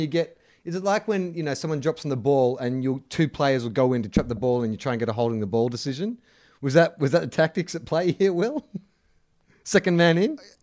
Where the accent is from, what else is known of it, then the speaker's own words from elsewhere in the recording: Melbourne, Victoria, Australia; now in Sydney, Australia; I live in Sydney, but I'm often in Melbourne for work and stuff